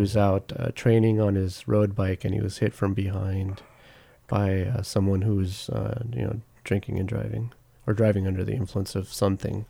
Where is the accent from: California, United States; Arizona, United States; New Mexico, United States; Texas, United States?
California, United States; Long Beach; I grew up in Long Beach